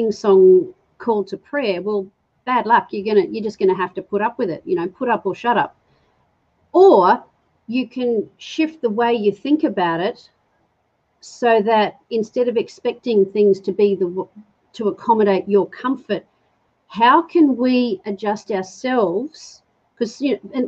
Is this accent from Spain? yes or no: no; England, United Kingdom; I'm English